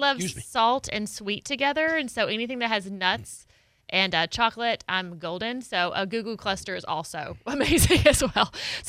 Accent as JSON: {"language": "English", "region": "Arkansas", "country": "United States", "said": "I'm from Arkansas."}